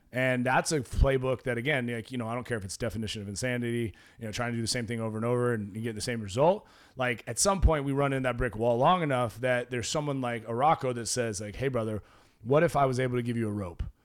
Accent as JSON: {"language": "English", "region": "Oregon", "country": "United States", "tie": "born or raised there", "moved": "yes", "said": "I grew up in Oregon"}